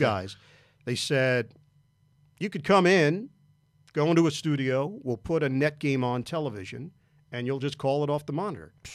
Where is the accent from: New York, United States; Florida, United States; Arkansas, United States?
New York, United States; I am from New York